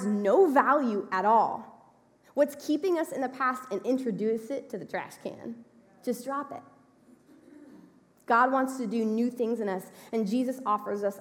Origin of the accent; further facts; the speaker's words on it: Texas, United States; we're from Texas